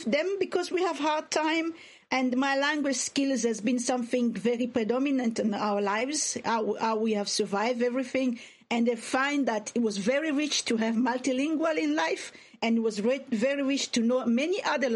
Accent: DR Congo; English is a second language; moved away; this is the environment in which I was brought up

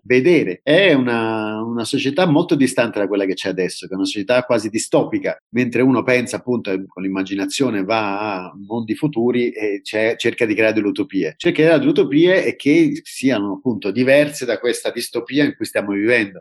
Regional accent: Rome, Lazio, Italy; moved away as an adult; tornare a Roma, tornare in Italia e occuparmi del mio paese

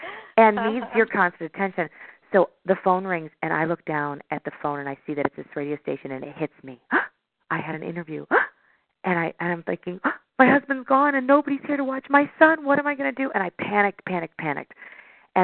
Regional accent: Chicago, Illinois, United States; I'm from Chicago

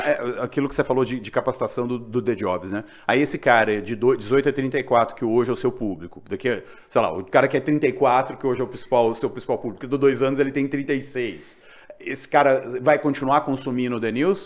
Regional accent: Juiz de Fora, Minas Gerais, Brazil; now in São Paulo, Brazil; eu sou de Minas também, sou de Juiz de Fora. E é, quando eu era mais novo, meu pai, comprar, meu pai comprava o, a Tribuna de Minas

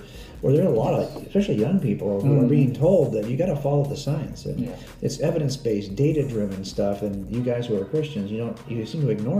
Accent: Southern California, United States; now in Northeast Texas, United States; we're from Southern California.

